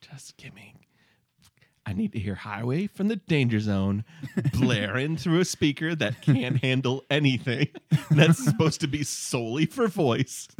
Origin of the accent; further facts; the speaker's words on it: Michigan, United States; We're from Michigan